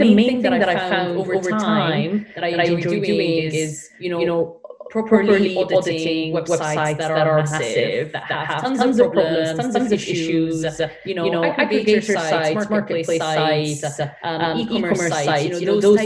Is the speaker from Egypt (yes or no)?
yes; Egypt; moved away as an adult; now in United Kingdom; I'm from Egypt originally. And then I moved to the UK like 7 years ago